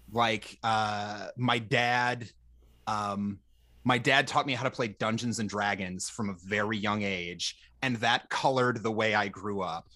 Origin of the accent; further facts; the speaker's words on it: Minnesota, United States; I I grew up in Minnesota. We're famous for our nice people